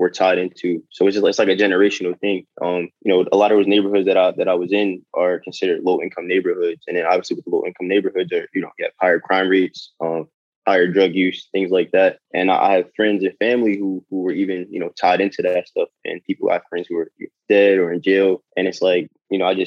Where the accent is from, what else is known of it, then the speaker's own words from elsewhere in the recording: Philadelphia, Pennsylvania, United States; growing up in North Philly